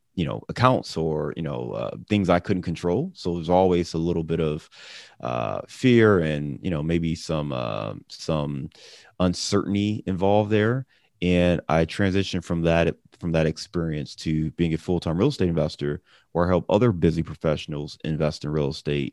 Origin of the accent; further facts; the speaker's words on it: Cleveland, Ohio, United States; also born or lived in Chicago; now in Cincinnati, United States; I'm a guy who lives in Cincinnati, but I'm from Cleveland. I'm originally from Cleveland